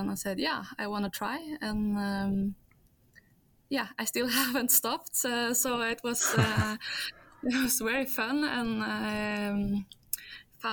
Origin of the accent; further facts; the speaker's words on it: Norway; also born or lived in Belgium; I was born in Norway because my father lives here or is from Norway